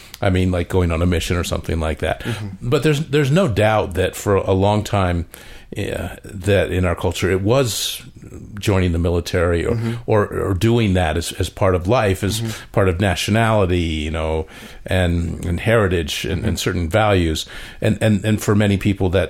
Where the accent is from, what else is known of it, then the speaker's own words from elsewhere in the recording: Connecticut, United States; moved away; I grew up with them in Connecticut